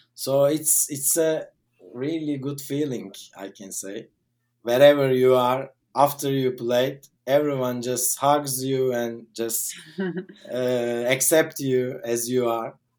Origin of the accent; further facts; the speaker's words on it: Turkey; I'm from Turkey.